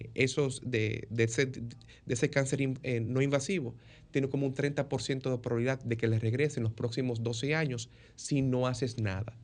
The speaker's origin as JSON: {"language": "Spanish", "country": "Dominican Republic", "also_born_or_lived": "New York, United States", "moved": "as an adult", "lives_now": "Tampa, United States", "said": "yo como dominicano, que estudié mi carrera de medicina en la Universidad de Nueva York"}